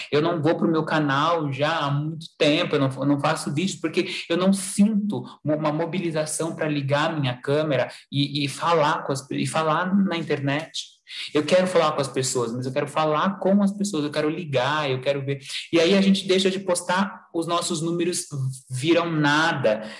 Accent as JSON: {"language": "Portuguese", "town": "Sorocaba", "region": "São Paulo", "country": "Brazil", "tie": "born or raised there", "moved": "yes", "said": "minha cidade onde eu nasci, é onde eu estou agora, né? Mas não é a cidade que eu fico sempre, mas a cidade de Sorocaba"}